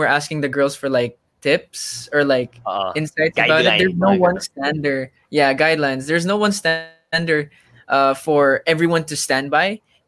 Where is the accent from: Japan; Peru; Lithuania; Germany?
Germany; I grew up in Germany with a lot of different, you know, people from different, like from different backgrounds, different races, rich, poor. All my friends, like none of them had the same nationality. So I was the only Filipino.